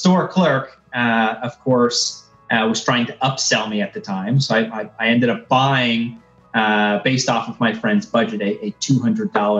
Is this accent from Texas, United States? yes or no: yes; Texas, United States; moved away; also born or lived in Central Florida; I grew up in Texas and I moved to Florida